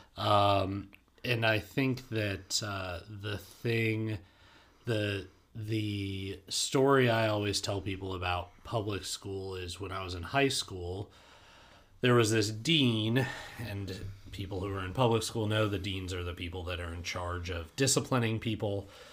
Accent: Denver, Colorado, United States; I grew up in Denver

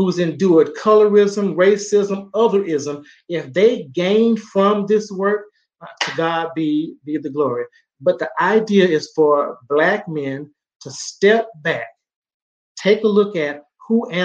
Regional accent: Southeast Texas, United States; a young Black man growing up in Southeast Texas

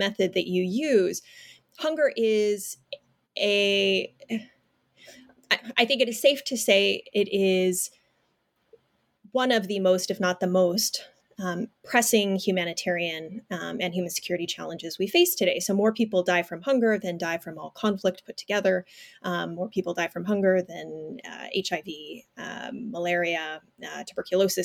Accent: Fresno, California, United States; I'm a fifth generation Fresnan. So I am from Fresno, California. My family has deep roots there

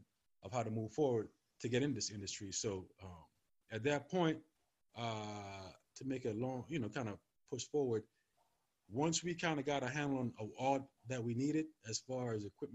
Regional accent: U.S. Virgin Islands; moved away as an adult; also born or lived in California; now in Virginia, United States; I'm originally from St. Thomas, from the Virgin Islands

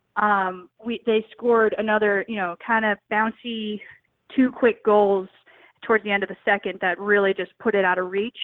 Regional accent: New York City, New York, United States; I grew up in New York City

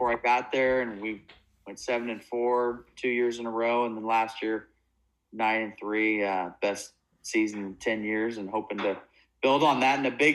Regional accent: Oregon, United States; moved away as an adult; also born or lived in Oklahoma / Tacoma, Washington / Santa Barbara, California; I grew up in Oregon, went to Linfield College here in Oregon

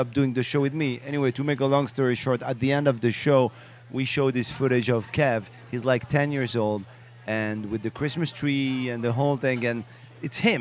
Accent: Morocco; English is a second language; moved away; also born or lived in France; I was born in Morocco

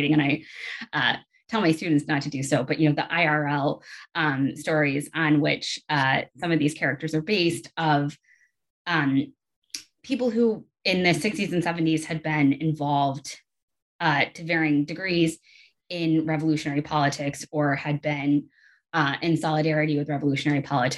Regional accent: Atlanta, Georgia, United States; also born or lived in South Carolina; I grew up I grew up and went to school kind of all over the Southeast region. I am originally from Atlanta, and I went to College of Charleston in South Carolina for my undergraduate degree.

